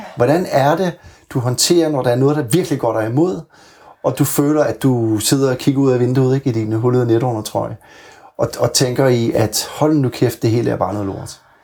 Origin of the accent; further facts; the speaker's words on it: Bornholm, Capital Region of Denmark, Denmark; da jeg var barn, der, der boede jeg meget tæt på vandet. Jeg er jo oprindelig fra Bornholm